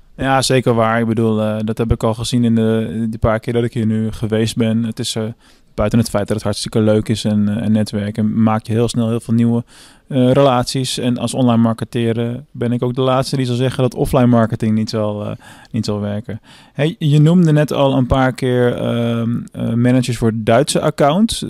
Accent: Venlo, Limburg, Netherlands; Ik ben vandaag eh, in mijn thuisstad Venlo

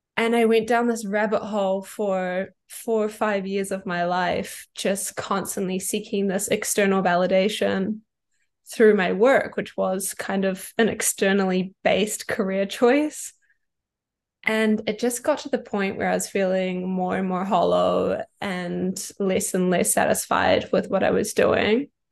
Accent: New Zealand; moved away as an adult; I kind of moved away from my hometown in New Zealand, which is where I'm originally from

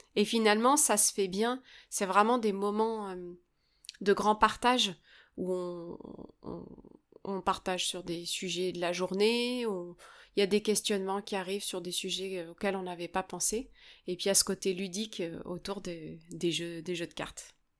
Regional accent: France; chez nous en France

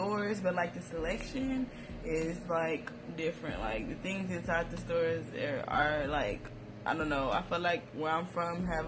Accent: Austin, Texas, United States; now in Dallas, United States; I'm from Austin, Texas

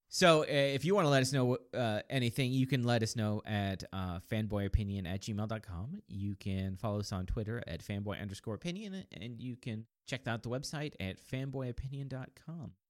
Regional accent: United States; we're American

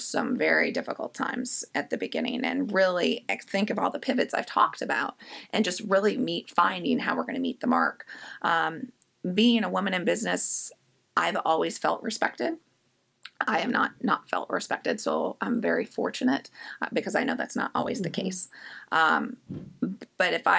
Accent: Indianapolis, Indiana, United States; now in Richmond, United States; I actually am not from Richmond, Virginia. I'm from Indianapolis.

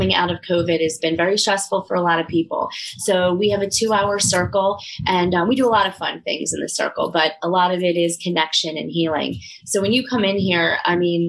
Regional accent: Delaware County, Pennsylvania, United States; accent: Delco; So I am proud of my Delco accent. I love my Delco roots. I was raised in Delaware County

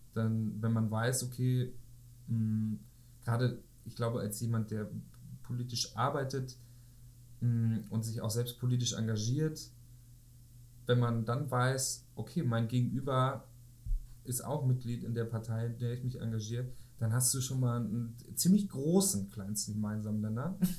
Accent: home village about an hour from Kiel, Schleswig-Holstein, Germany; in meinem Heimatdorf, etwa eine Stunde von Kiel

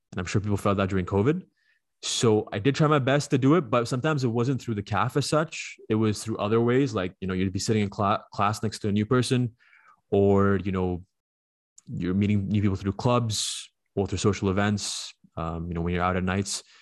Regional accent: Dubai, United Arab Emirates; let's say you're like you're from Vaughan and I say I'm from Dubai.

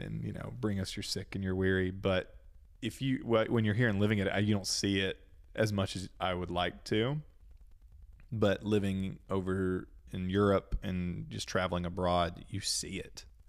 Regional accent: Cleveland, Tennessee, United States; also born or lived in South Carolina; I was born in South Carolina, grew up here with y'all in that, in the small town where you guys met, actually, Cleveland, Tennessee

